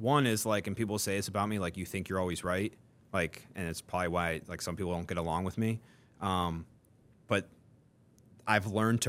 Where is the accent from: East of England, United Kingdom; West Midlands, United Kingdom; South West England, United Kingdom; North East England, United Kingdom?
North East England, United Kingdom; Newcastle; I think it truly is like, you know, I grew up in Newcastle, driven by a fear of seeing people settle and seeing people be mediocre